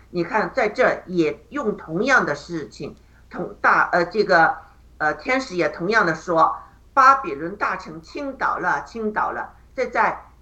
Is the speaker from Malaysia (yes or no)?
no; China; 我们中国人